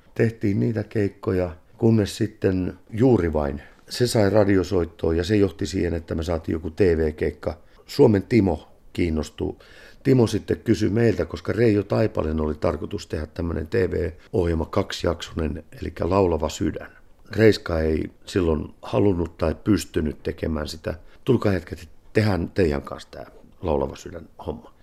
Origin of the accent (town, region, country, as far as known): Finland